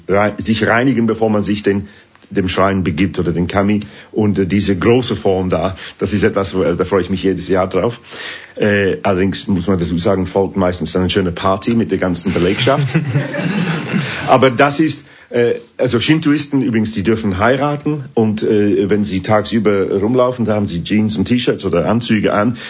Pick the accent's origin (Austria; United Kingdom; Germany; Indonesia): United Kingdom; England; German is a second language; moved away as an adult; also born or lived in Sheffield; now in Switzerland; Musik von meiner Heimat